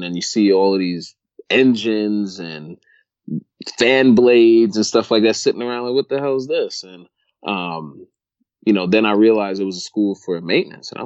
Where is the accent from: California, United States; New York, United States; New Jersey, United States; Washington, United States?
New York, United States; New York City; moved away; I grew up in New York, grew up in Brooklyn